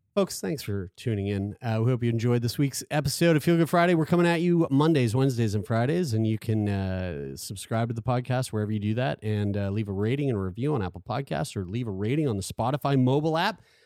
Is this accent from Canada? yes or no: yes; Sackville, Canada; I'm from Sackville